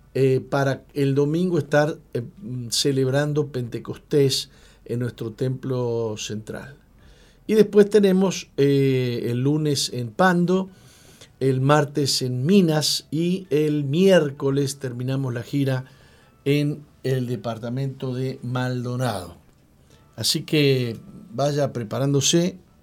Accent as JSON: {"language": "Spanish", "country": "Argentina", "moved": "as an adult", "lives_now": "Uruguay", "said": "yo soy argentino"}